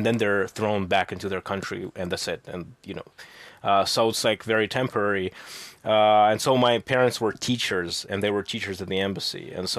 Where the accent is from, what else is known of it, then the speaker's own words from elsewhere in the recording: Russia; born there; And I'll tell them, well, I was born in Russia.